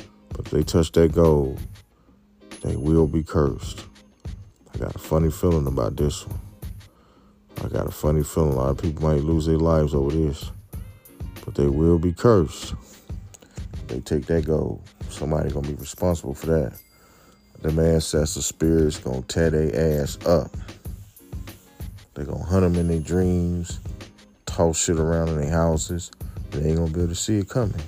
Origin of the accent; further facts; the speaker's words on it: United States; us as American people